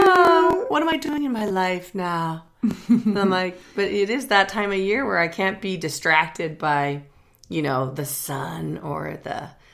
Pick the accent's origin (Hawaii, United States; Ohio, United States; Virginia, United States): Hawaii, United States; now in Missoula, United States; still growing up in Hawaii, I'm still sort of fascinated by how these things change. I've been living here for a long time